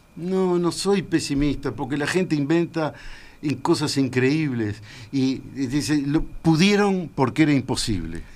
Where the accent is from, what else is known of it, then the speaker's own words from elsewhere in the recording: Uruguay; soy uruguayo